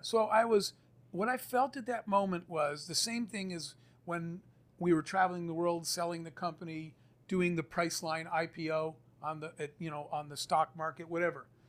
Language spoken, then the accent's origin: English; Arizona, United States; I grew up in the Arizona desert